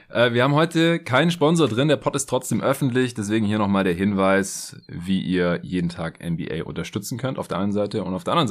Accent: Stuttgart, Baden-Württemberg, Germany; now in Berlin, Germany; nachdem ich ja die letzten zwei Wochen noch in meiner alten Heimat in Stuttgart war

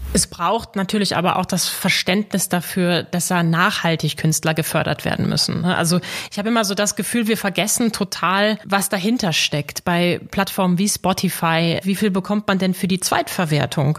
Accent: Dortmund, North Rhine-Westphalia, Germany; now in Hamburg, Germany; Ich bin gebürtige Dortmunderin

